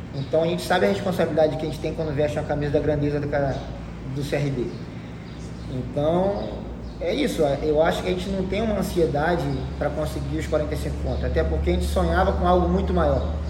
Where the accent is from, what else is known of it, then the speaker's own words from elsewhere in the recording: Brazil; a gente é brasileiro